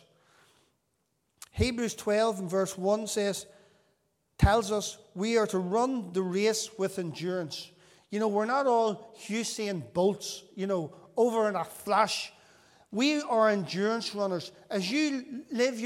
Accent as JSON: {"language": "English", "region": "Northern Ireland", "country": "United Kingdom", "tie": "born or raised there", "said": "whenever we were children growing up in Northern Ireland"}